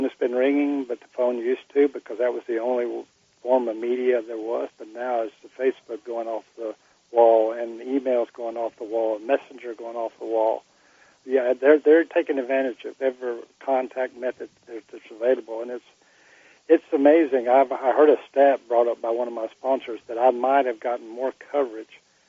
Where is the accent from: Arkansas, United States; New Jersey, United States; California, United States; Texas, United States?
Texas, United States; I came from Texas